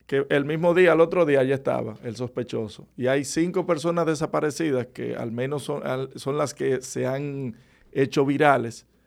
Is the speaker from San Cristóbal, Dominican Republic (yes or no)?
no; Monte Plata, Dominican Republic; Monte Plata, pues es mi pueblo